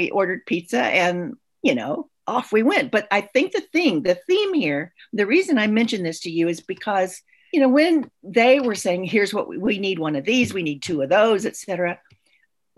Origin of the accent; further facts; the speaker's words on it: Chattanooga, Tennessee, United States; now in Washington, United States; I grew up in Chattanooga, Tennessee. I'm a Southern girl